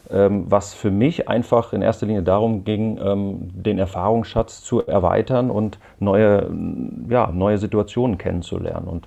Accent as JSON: {"language": "German", "region": "Hesse", "country": "Germany", "said": "zum einen äh, komme ich aus der Rhein-Main-Region und bin da natürlich auch verwurzelt"}